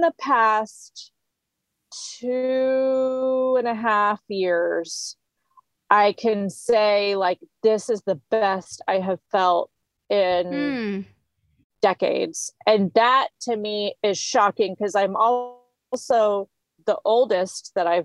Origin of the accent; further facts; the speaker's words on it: Houston, Texas, United States; I grew up in Houston in the city